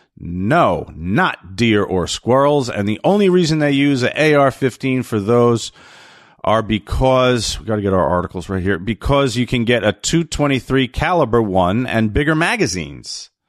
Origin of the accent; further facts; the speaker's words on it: New Jersey, United States; I'm from New Jersey.